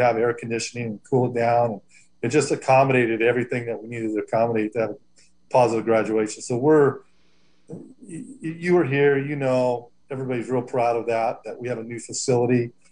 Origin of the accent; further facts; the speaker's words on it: Los Angeles, California, United States; also born or lived in Hoopa, California; now in Covelo, United States; I grew up in Southern California in L.A. area